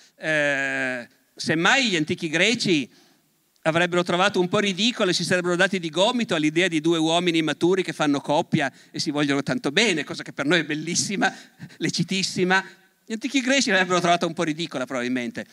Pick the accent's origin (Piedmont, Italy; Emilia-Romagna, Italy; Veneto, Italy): Piedmont, Italy; Turin; Io sono profondamente torinese, profondamente piemontese e profondamente italiano